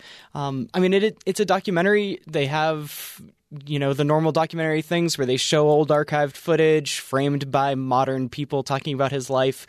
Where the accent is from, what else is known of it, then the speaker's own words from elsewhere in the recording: Pittsburgh, Pennsylvania, United States; I'm from Western Pennsylvania